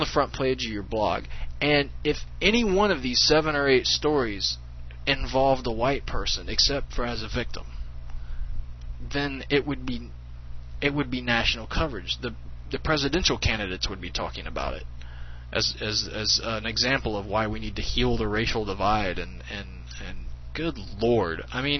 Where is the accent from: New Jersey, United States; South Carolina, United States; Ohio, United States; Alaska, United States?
South Carolina, United States; Hey, I'm from South Carolina. Yeah, I'm from South Carolina.